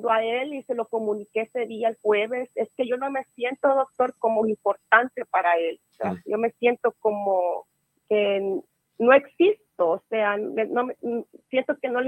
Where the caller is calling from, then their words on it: California, United States; Ah, ah de California.